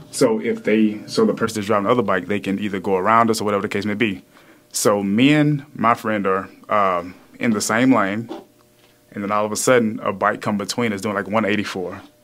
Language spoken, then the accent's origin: English; the South, United States; now in Houston, United States; I'm from the South